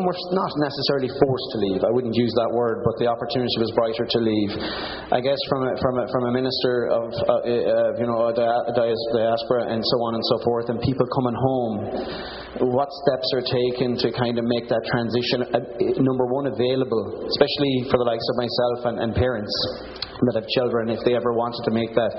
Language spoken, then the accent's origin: English; Galway, Connacht, Ireland; now in Ottawa, Canada; I say to people, I came all the way from Galway to Ottawa to meet a Fitzgerald.